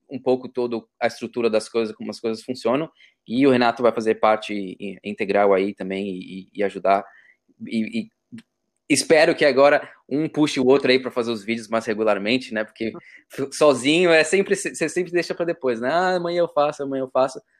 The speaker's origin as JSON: {"language": "Portuguese", "country": "Brazil", "lives_now": "Australia", "said": "mais interessante disso é que a gente tem, por mais que a gente já está aqui há muito tempo, somos, somos brasileiros, mas temos experiências"}